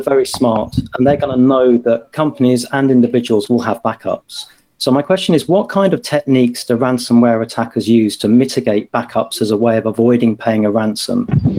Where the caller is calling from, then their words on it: Cambridge, East of England, United Kingdom; I'm in Cambridge in the UK.